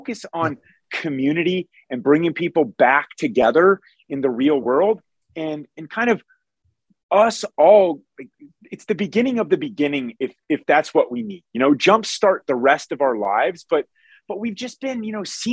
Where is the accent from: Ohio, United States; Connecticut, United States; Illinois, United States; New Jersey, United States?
Ohio, United States; Columbus, Ohio, my home state